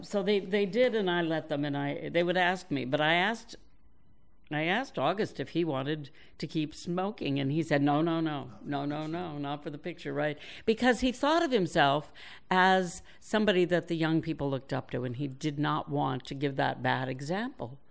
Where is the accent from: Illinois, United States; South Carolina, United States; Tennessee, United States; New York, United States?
New York, United States; moved away; I was born in New York, and I am still a New Yorker